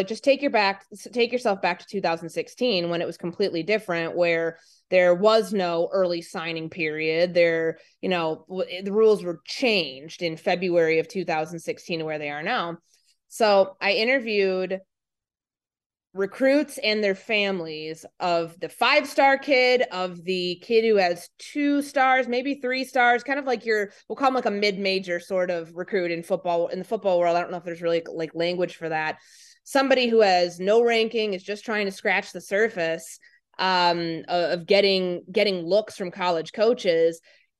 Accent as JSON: {"language": "English", "region": "Midwest", "country": "United States", "tie": "born or raised there", "said": "because to me, that was a foreign country, because I grew up in the Midwest."}